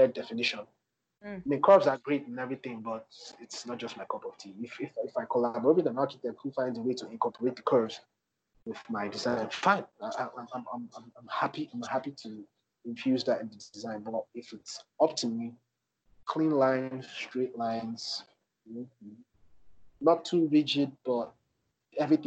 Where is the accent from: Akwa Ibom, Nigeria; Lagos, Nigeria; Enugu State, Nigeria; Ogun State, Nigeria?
Lagos, Nigeria; I grew up in Apapa, Lagos, and Apapa has always been a hustling and bustling place